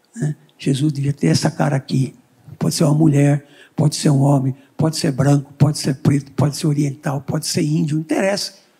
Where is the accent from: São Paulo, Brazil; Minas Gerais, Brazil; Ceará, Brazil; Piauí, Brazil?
São Paulo, Brazil; Nasci em São Paulo, filho de imigrantes